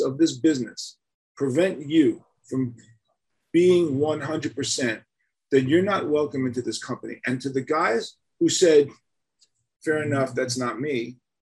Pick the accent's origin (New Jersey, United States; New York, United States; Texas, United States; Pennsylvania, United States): New York, United States; New York City; growing up in Manhattan in the 60s